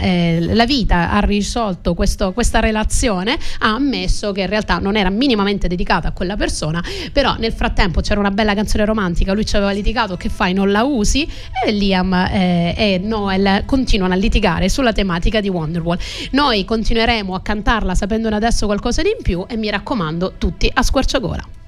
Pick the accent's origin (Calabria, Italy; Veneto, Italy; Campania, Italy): Calabria, Italy; sono calabrese